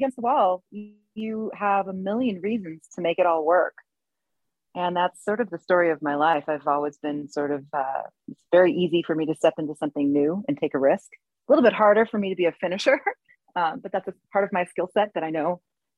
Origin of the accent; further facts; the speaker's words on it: Berkeley, California, United States; growing up in Berkeley, California